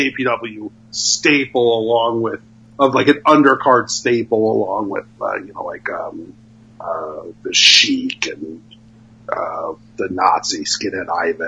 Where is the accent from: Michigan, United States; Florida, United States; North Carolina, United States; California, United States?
California, United States; Oakland; also born or lived in Berkeley, California; I grew up in Oakland, California, Berkeley, California, in the East Bay in the 80s.